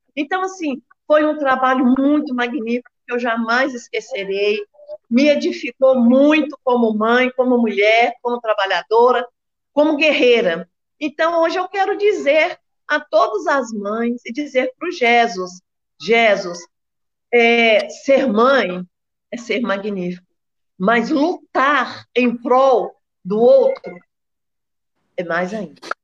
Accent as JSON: {"language": "Portuguese", "town": "Belo Horizonte", "region": "Minas Gerais", "country": "Brazil", "tie": "born or raised there", "moved": "as an adult", "lives_now": "Betim, Brazil", "said": "sou nascida e criada em Belo Horizonte, há 43 anos moro em Betim"}